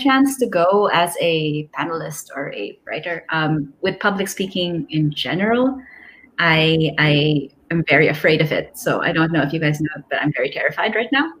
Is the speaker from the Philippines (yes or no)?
yes; Philippines; I'm a Filipino autistic person